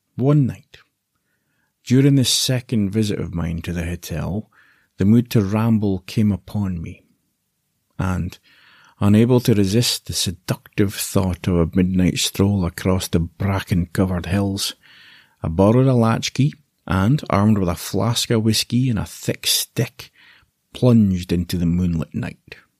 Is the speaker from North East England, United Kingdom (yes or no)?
no; Aberdeen, Scotland, United Kingdom; I was born in Aberdeen, in the northeast of Scotland